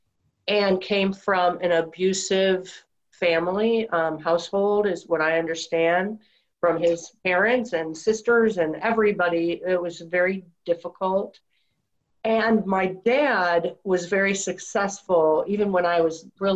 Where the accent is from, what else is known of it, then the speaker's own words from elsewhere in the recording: Detroit, Michigan, United States; Outside of Detroit. Well, when I was really little in Detroit. And then after that, suburbs of Detroit, Michigan